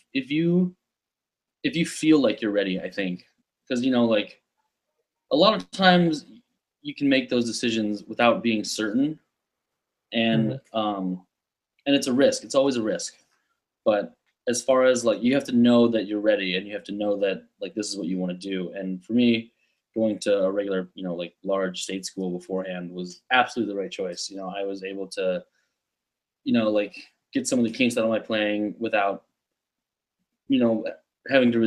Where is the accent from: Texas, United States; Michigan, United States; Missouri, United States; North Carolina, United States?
Michigan, United States; Grosse Pointe; moved away as an adult; now in New York City, United States; I grew up in Grosse Pointe. It's a suburb just north of Detroit.